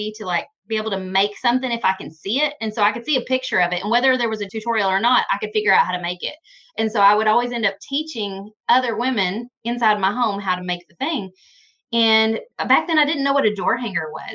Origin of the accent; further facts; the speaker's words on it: Western Kentucky, United States; I'm from Kentucky, Western Kentucky